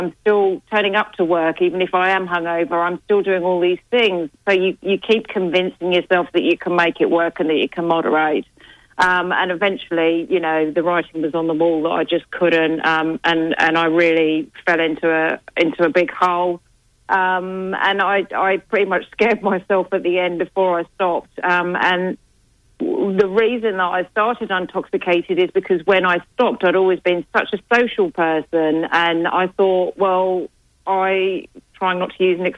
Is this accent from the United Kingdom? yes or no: yes; England, United Kingdom; now in Australia